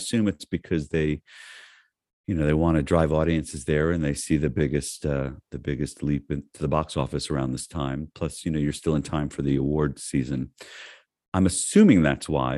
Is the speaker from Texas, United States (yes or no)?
no; North Miami Beach, Florida, United States; when I was a kid, I was raised in North Miami Beach.